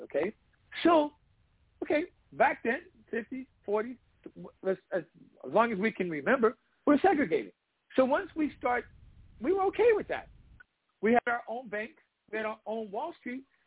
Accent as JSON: {"language": "English", "town": "Washington", "region": "District of Columbia", "country": "United States", "tie": "born or raised there", "said": "I grew up in DC when I was thirteen"}